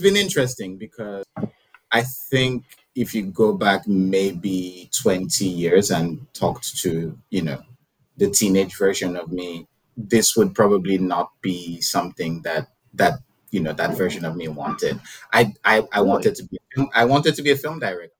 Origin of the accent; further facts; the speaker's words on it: Nigeria; growing up in Nigeria, you, there was a lot of like Christian um, influenced messaging